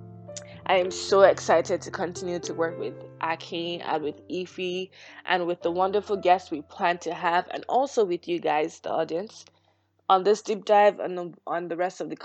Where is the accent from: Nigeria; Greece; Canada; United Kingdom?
Nigeria; I, as a Nigerian, would only know about Nigeria, or even down to my ethnic group, the Yoruba ethnic group